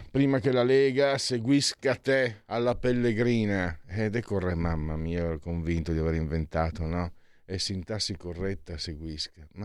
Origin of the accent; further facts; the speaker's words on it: Friuli-Venezia Giulia, Italy; Io vengo dal Friuli